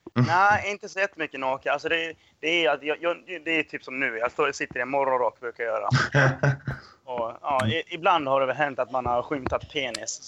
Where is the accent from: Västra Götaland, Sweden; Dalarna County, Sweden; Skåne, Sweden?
Dalarna County, Sweden; jag är ju från eh, Dalarna, liksom så här, man är uppvuxen på hembränt